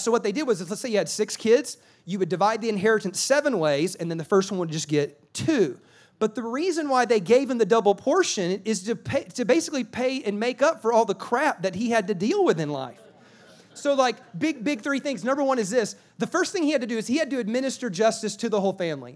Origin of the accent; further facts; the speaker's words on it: South Carolina, United States; now in California, United States; I live in California, but I'm from South Carolina